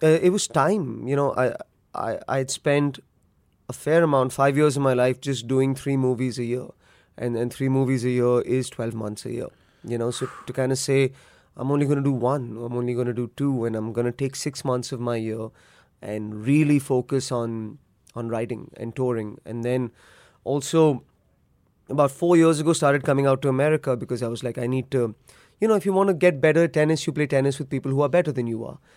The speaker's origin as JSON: {"language": "English", "country": "India", "tie": "born or raised there"}